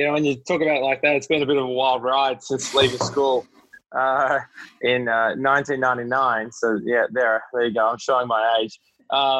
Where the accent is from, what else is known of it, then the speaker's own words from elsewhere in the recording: Melbourne, Victoria, Australia; moved away as an adult; now in New York, United States; grown up in Australia. I'm Australian, born in Melbourne, and moved to New York in 2010, late 2010.